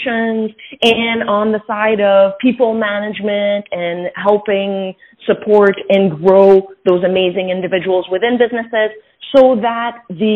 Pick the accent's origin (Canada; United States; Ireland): Canada; Quebec City, Quebec; I grew up in Quebec City. So I grew up in a mostly French environment, although both my parents are bilingual.